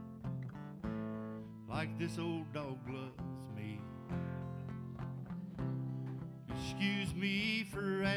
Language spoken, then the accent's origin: English; Dade City, Florida, United States; also born or lived in Lacoochee, Florida; I was born and raised in Dade City, Florida, and grew up for a while there in a mill town in Lacoochee, Florida